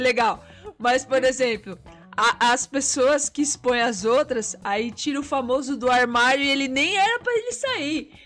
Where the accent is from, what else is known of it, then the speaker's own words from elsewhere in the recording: Brazil; Nós somos brasileiros